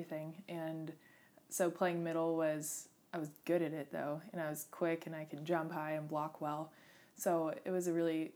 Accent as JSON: {"language": "English", "town": "Santa Barbara", "region": "California", "country": "United States", "tie": "born or raised there", "said": "I grew up in Santa Barbara"}